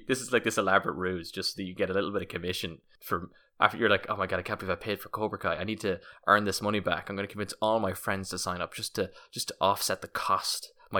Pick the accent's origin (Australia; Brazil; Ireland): Ireland; Munster; I'm Irish, I'm from County Kerry.